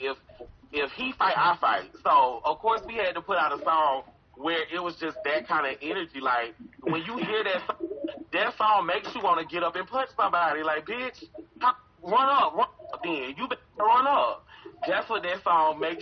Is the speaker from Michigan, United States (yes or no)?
no; College Park, Georgia, United States; I'm from Atlanta